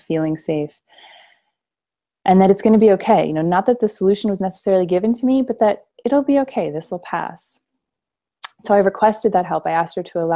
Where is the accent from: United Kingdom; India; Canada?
Canada; moved away as an adult; now in United States; I grew up in Canada, but I'm living in America